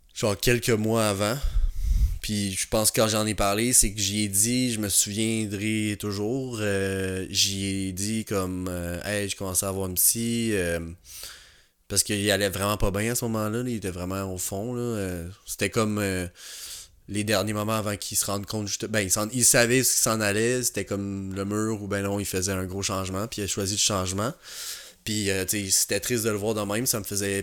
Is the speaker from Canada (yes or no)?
yes; Montreal, Quebec, Canada; also born or lived in Jonquière; j'ai grandi à Pointe-aux-Trembles